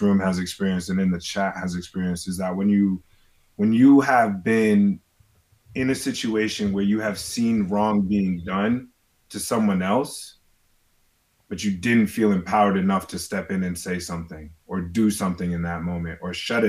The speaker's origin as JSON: {"language": "English", "region": "New York", "country": "United States", "tie": "born or raised there", "said": "I grew up in New York in the 90s"}